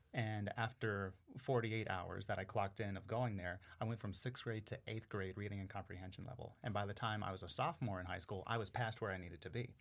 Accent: Sparks, Nevada, United States; also born or lived in Oakland, California; I was born in Oakland, California, and then I moved here when I was three.

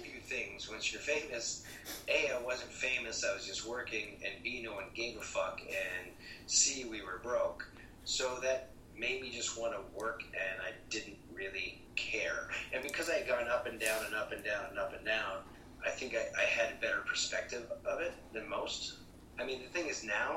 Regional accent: Toronto, Ontario, Canada; moved away; I came from Toronto, Canada

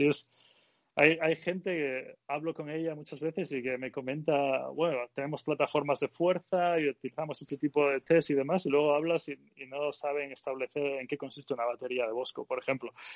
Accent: Galicia, Spain; moved away; y yo también soy gallego

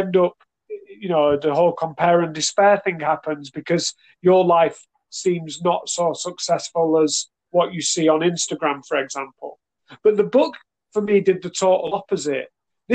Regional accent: Manchester, North West England, United Kingdom; my upbringing in the UK, in Manchester

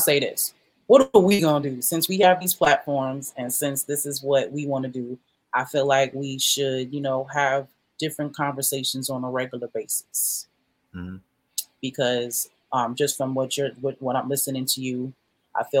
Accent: New York City, New York, United States; now in Macon, United States; I grew up on Jamaica

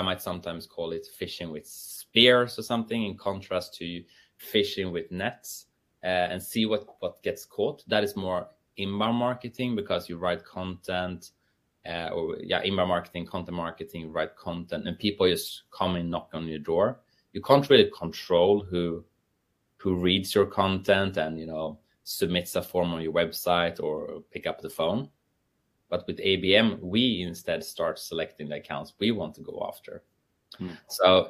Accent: Sweden; I'm from Sweden

